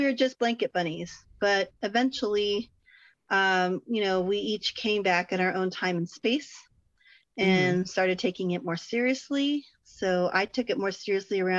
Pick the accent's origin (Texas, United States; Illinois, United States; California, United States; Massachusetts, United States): Texas, United States; I'm from Texas. I can't get rid of the howdy, if even I want